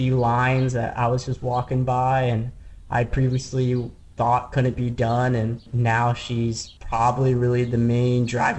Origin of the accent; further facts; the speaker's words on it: Midwest, United States; And growing up in the Midwest, there's some world-class bouldering and people just don't go to it because it's in the Midwest.